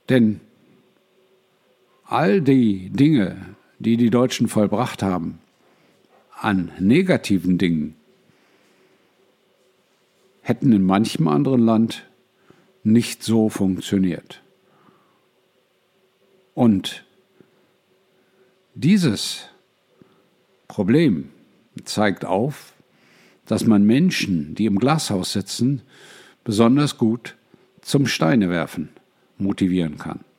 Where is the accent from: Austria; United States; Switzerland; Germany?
United States; Ich bin Amerikaner.